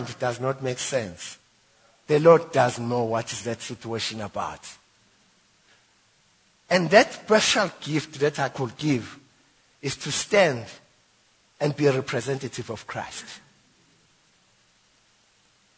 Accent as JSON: {"language": "English", "town": "Witbank", "region": "Mpumalanga", "country": "South Africa", "said": "I'm from White Bank."}